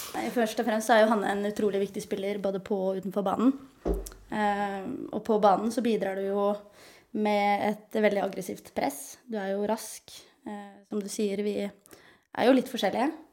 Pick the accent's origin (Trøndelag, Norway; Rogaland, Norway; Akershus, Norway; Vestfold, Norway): Akershus, Norway; Lørenskog; min moderklubb er jo Lørenskog. Det er jo der jeg er fra